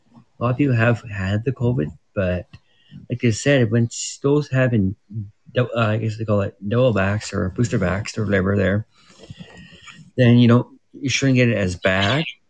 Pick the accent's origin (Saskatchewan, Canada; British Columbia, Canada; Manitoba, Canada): British Columbia, Canada; Prince George; I'm from Prince George, BC, Canada